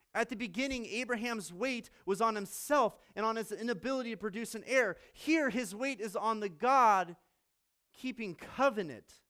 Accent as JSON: {"language": "English", "town": "Colorado Springs", "region": "Colorado", "country": "United States", "tie": "born or raised there", "also_born_or_lived": "Virginia / Australia / Maryland / Pennsylvania", "moved": "yes", "lives_now": "Fort Wayne, United States", "said": "Grew up in Colorado Springs."}